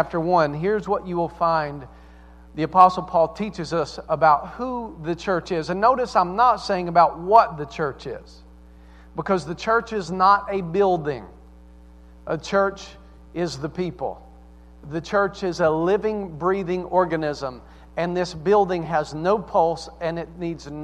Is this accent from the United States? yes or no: yes; the South, United States; accent: Southern; also born or lived in Staten Island, New York; now in Mechanicsburg, United States; I sound like I'm from the South